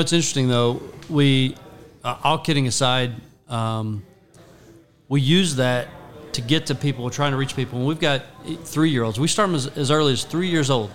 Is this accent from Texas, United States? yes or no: yes; Rockwall, Texas, United States; also born or lived in Ohio / McKinney, Texas / Frisco, Texas; I grew up in Rockwall back when Rockwall was 4A and one school, one high school